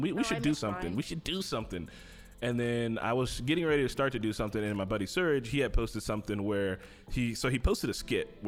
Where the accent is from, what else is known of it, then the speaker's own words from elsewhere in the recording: Gary, Indiana, United States; I'm from Gary